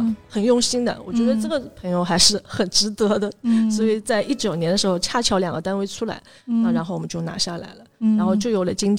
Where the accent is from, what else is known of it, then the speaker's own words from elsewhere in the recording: China; 然后我又是城南长大的，就从小对城南，包括现在都有一份独特的情感在里面。